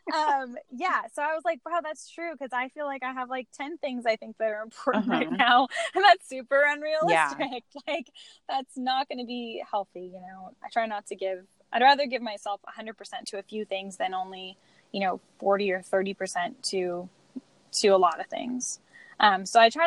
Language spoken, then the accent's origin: English; Washington, United States; I'm from Washington State, which is the Evergreen State.